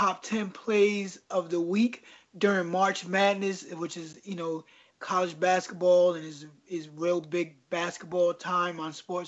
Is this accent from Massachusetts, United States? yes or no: no; Paterson, New Jersey, United States; I was born in Paterson, New Jersey, a real, you know, not so fun place to grow up